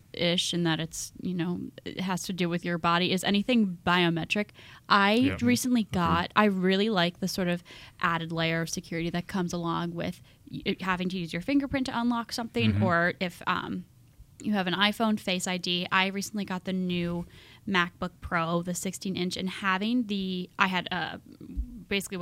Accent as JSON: {"language": "English", "town": "Philadelphia", "region": "Pennsylvania", "country": "United States", "said": "I'm from Philadelphia"}